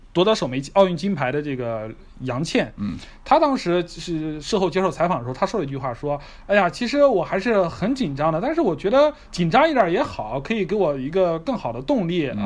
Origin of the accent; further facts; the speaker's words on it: China; 我们中国人